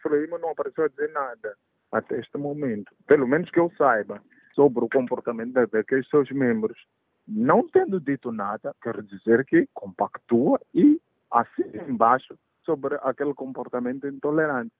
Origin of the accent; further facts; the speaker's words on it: Mozambique; como moçambicanos